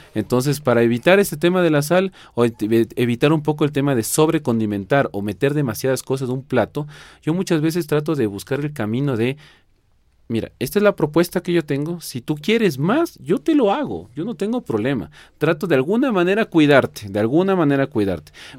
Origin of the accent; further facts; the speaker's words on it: Quito, Pichincha, Ecuador; soy quiteño 100% y ecuatoriano de, de, orgullo total